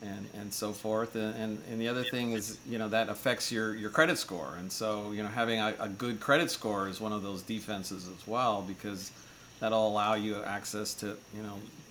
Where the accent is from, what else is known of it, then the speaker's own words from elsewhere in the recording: United States; as an American